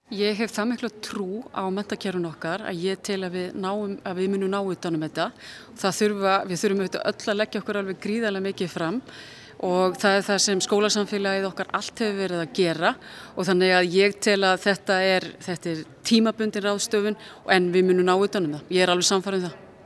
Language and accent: Icelandic; Iceland